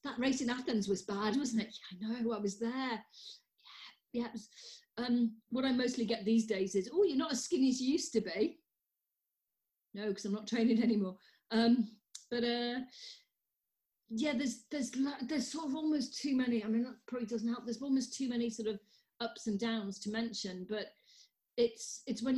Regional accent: Wales, United Kingdom; I'm Welsh.

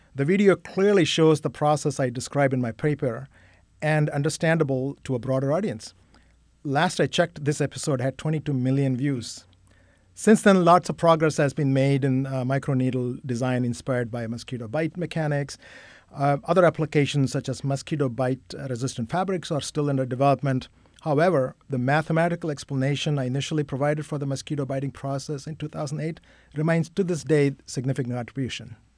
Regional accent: Chennai, Tamil Nadu, India; moved away as an adult; also born or lived in Kolkata / Miami / Syracuse / Wisconsin; I grew up in Chennai

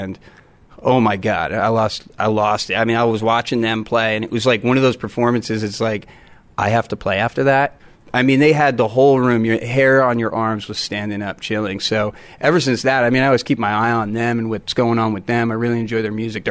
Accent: New Jersey, United States; moved away; I grew up actually in New Jersey, and I was up there most of my life.

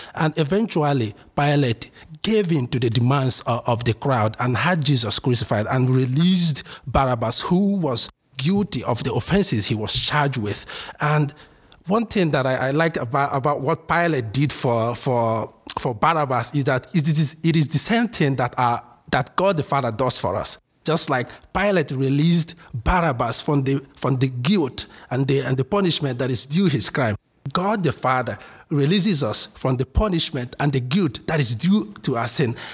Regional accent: Imo, Nigeria; moved away as an adult; also born or lived in Ardmore, Pennsylvania, United States; now in United States; originally, I'm from Nigeria, in uh, southeast Nigeria, um, Imo State to be precise. I was born and raised here. I moved here uh, four years ago.

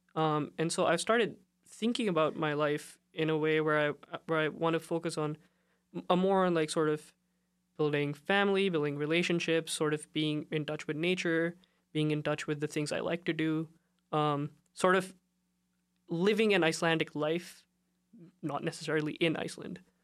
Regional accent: India; I come from, uh, I'm from India

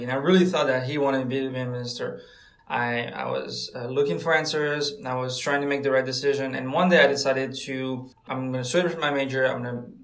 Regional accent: France; moved away as an adult; also born or lived in Pensacola, Florida, United States; now in United States; I'm from France. That means that I did not grow up in America at all. I came here as a freshman in 2014.

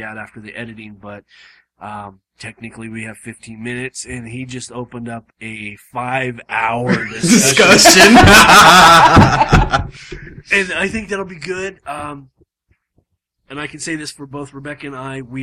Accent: Southern California, United States; moved away as an adult; also born or lived in Arkansas; I was born, raised, bred in California, Southern Cal

